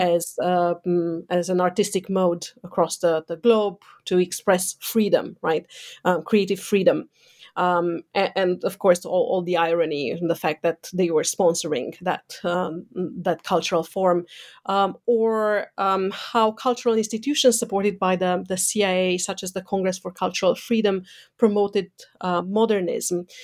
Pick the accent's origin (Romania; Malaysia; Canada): Romania; moved away; growing up in Eastern Europe, um, under a communist dictatorship, mm, so under Ceausescu's